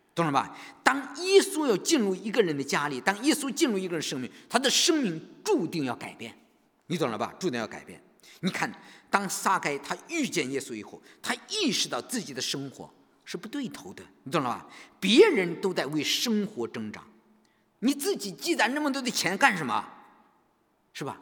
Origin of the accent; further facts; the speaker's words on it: China; 我们中国人